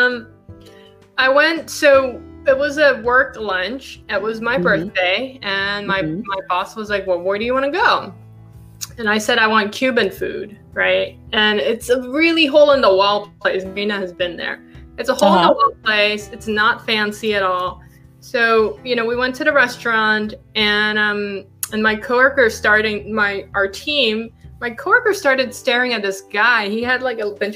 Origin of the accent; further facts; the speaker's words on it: Hong Kong; also born or lived in Philippines; now in United States; I was born in Hong Kong, born and raised, moved to the Philippines, and then I moved here to go to school, to go to college.